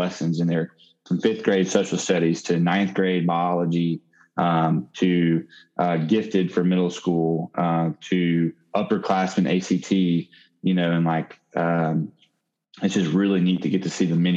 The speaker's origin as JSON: {"language": "English", "region": "Mississippi", "country": "United States", "tie": "born or raised there", "said": "I'm from Mississippi. I've never lived outside of Mississippi."}